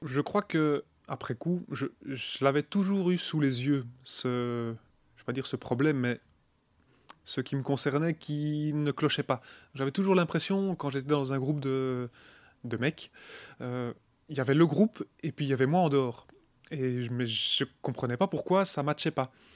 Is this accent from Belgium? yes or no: yes; Charleroi region, Wallonia, Belgium; je viens de la région de Charleroi